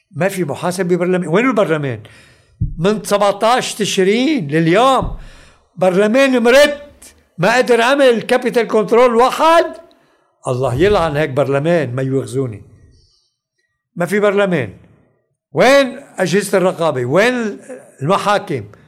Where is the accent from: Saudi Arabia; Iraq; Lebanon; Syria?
Lebanon; انا لبناني